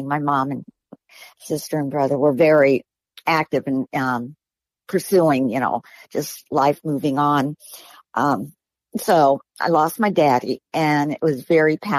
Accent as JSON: {"language": "English", "town": "Miami", "region": "Florida", "country": "United States", "tie": "born or raised there", "said": "I was born in Miami. I lived in a small little house with my mama and my dad and two siblings."}